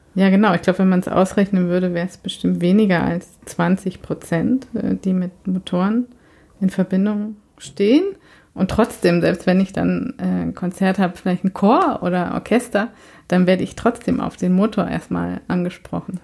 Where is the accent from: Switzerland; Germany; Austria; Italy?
Germany; moved away as an adult; now in Sweden; ich bin ja tatsächlich in Deutschland zur Schule gegangen